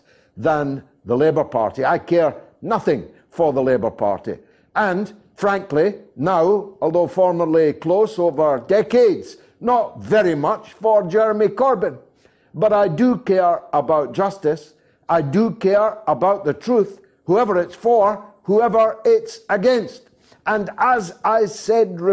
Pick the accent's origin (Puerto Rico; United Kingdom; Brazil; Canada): United Kingdom; Scotland; As a Scotsman